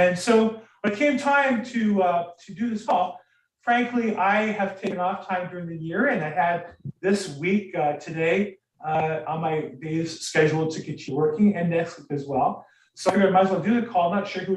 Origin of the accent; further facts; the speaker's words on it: United States; I am American